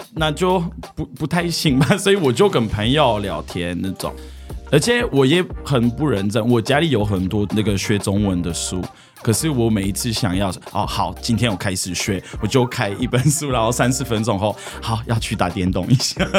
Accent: France; Chinese is a second language; moved away as an adult; also born or lived in Paris, France; now in Taiwan; 因为我在乡下长大了，可是后来我就去巴黎住

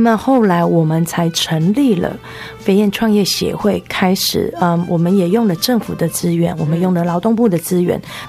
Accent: Yunlin County, Taiwan; 是，我是云林人。

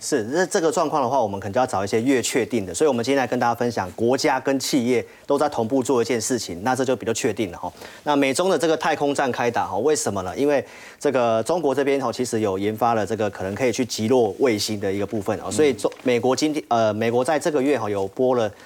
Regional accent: Taiwan; 我们台湾这边

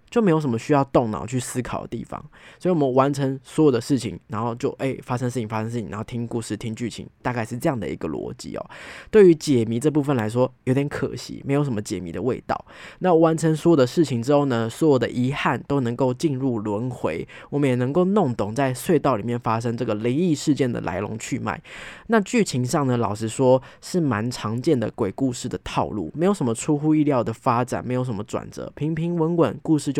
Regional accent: Taipei, Taiwan; 我是一个从小就在台北长大的小孩

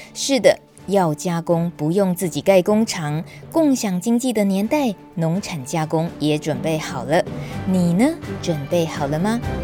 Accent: Yilan County, Taiwan; 我来自宜兰

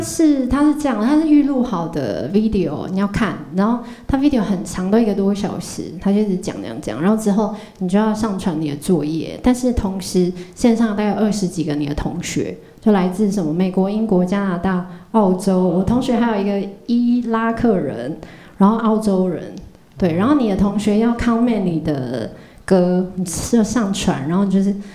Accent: Zhushan, Nantou County, Taiwan; now in Taipei, Taiwan; 回到我故乡，就竹山

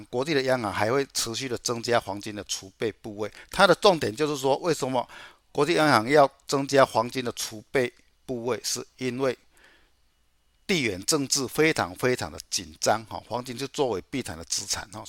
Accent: Chiayi, Taiwan; 我是嘉义的

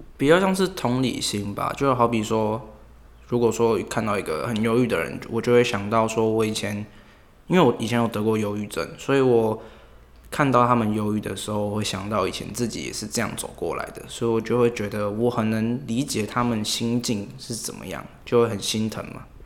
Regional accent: Taipei, Taiwan; 我是台北人，然后我住松山那边。对，然后淡水那边也有一个家，就是因为我家庭的关系，所以我有两个地方可以来往这样。对。所以从小就要都在台北这一带长大

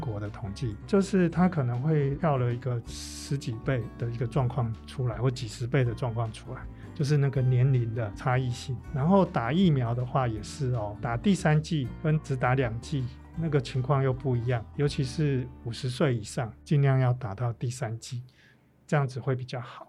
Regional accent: Taiwan; 我们台湾人

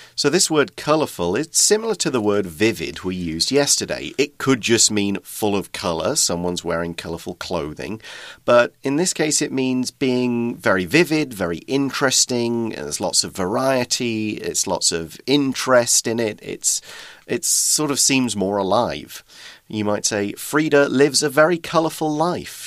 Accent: United Kingdom; accent: regional British accent; moved away as an adult; now in Taiwan; I'm an emigrant from Britain

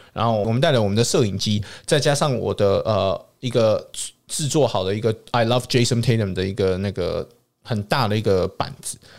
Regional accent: Canada; also born or lived in Saskatchewan; 我是从小在加拿大长大

